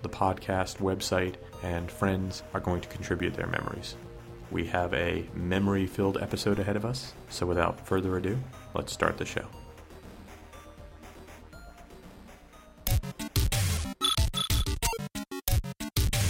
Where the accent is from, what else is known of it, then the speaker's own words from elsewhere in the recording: New Jersey, United States; I grew up in New Jersey